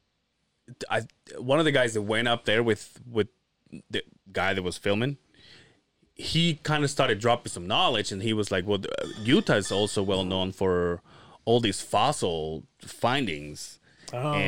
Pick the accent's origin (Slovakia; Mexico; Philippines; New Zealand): Mexico; Yucatán; moved away; in my hometown, there's these caves